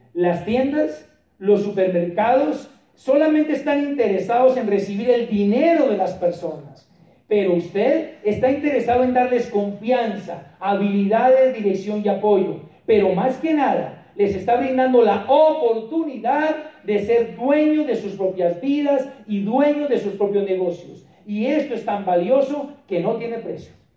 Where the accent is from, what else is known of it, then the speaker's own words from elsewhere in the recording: Popayán, Cauca, Colombia; nuestro seminario de Popayán, de donde yo soy